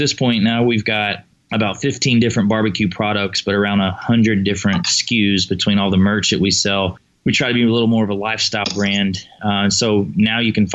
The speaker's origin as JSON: {"language": "English", "region": "Tennessee", "country": "United States", "tie": "born or raised there", "moved": "yes", "lives_now": "Texas, United States", "said": "I was born in Tennessee and grew up on pork"}